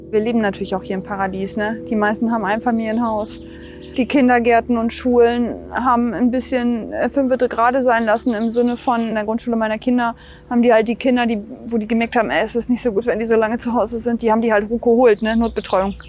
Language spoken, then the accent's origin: German; Lindern, Lower Saxony, Germany; bei uns in Lindern